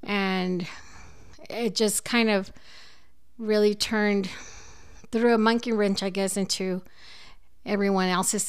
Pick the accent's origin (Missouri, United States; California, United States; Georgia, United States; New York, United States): California, United States; Los Angeles; now in El Paso, United States; No, I was actually born and raised in LA. And was born August of 1967.